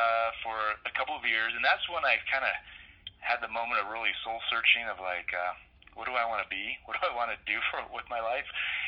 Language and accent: English; Longview, Washington, United States; moved away as an adult; now in Denver, United States; And I grew up right on the Columbia River in Longview, Washington, just inland from the ocean and just north of Portland, Oregon. Just grew up loving the outdoors, playing on the water a lot.